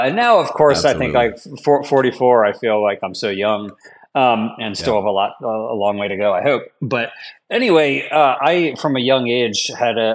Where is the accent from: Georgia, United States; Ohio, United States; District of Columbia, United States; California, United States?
District of Columbia, United States; Washington; I'm from the Washington, D.C. area